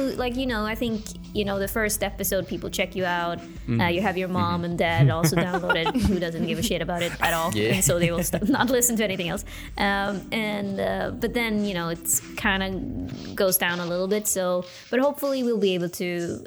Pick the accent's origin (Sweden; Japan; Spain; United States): Sweden; Uppsala, Uppsala County; in my hometown, Uppsala